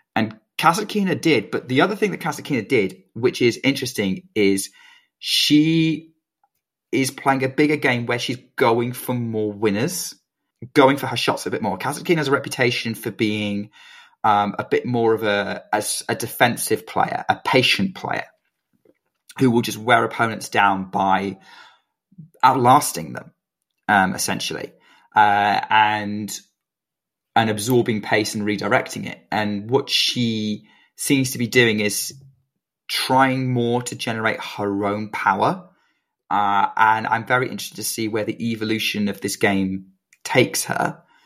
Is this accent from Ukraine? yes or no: no; United Kingdom; as a Brit